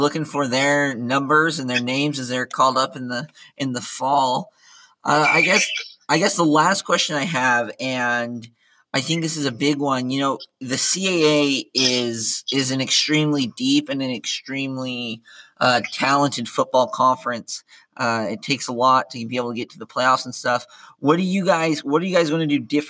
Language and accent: English; Ogden, Utah, United States; I grew up in Ogden, so I was around Weber State, and I'm down here around SUU